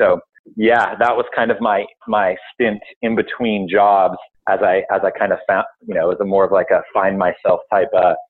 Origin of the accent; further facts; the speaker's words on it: Santa Barbara, California, United States; moved away as an adult; also born or lived in Hawaii; I moved back to my hometown of Santa Barbara